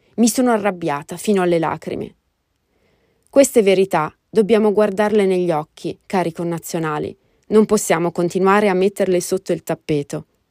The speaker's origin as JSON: {"language": "Italian", "country": "Italy", "moved": "as an adult", "lives_now": "United States", "said": "il mio paese d'origine"}